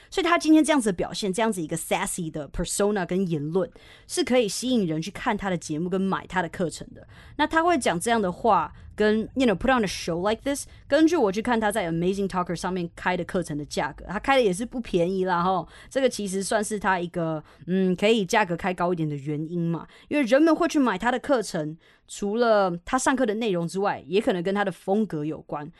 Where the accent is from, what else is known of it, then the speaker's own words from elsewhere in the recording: Taiwan; also born or lived in Canada; 我在台湾出生，哦，我是大概七岁到加拿大，然后十二岁回台湾正式定居。所以这期间其实我都来来回回的。那我其实大部分学英文的时间是在台湾